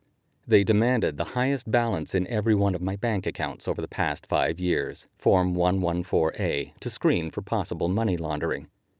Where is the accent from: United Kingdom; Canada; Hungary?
Canada; And so it was as a Canadian that I watched the midterm elections in November 2018